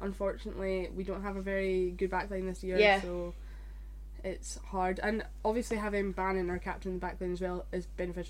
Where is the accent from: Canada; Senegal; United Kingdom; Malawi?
United Kingdom; Scotland; being Scottish.